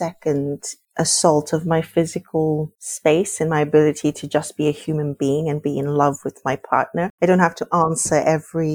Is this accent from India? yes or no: no; South Africa; moved away as an adult; also born or lived in Norway / Palestine; I grew up in probably one of the most racialized countries in the world